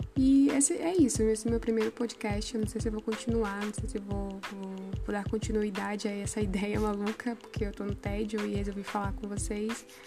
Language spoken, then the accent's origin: Portuguese; Maranhão, Brazil; also born or lived in São José de Ribamar; sou maranhense